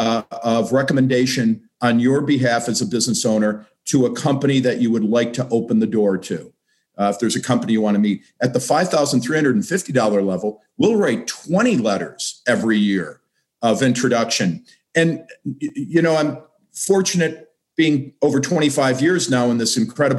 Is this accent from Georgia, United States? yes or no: no; Buffalo, New York, United States; moved away as an adult; also born or lived in Charlotte, North Carolina / Jacksonville, Florida; now in Columbus, United States; packed up and left my hometown in Buffalo, and I moved to Charlotte, North Carolina for 5 years